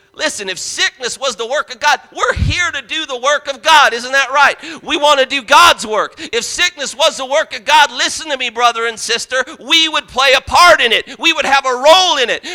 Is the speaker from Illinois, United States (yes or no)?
no; Parma, Ohio, United States; I grew up outside of Cleveland in Parma, Parma, Ohio